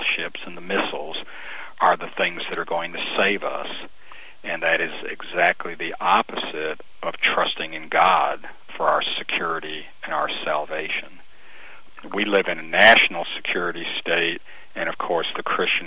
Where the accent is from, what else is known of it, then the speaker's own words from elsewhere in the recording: Albany, Georgia, United States; now in Brunswick, United States; I was raised in South Georgia, but over on the west side of the state, in Albany